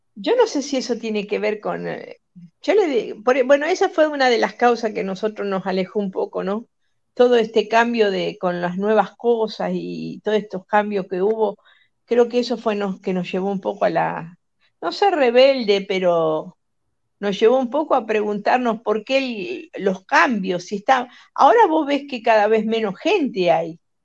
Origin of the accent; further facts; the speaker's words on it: Rosario, Santa Fe, Argentina; moved away; also born or lived in Utah; de donde soy yo en Rosario